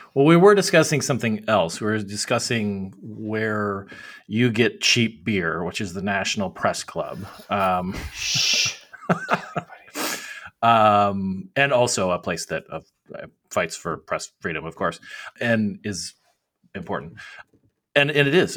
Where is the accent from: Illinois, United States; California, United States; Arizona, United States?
Arizona, United States; my home state of Arizona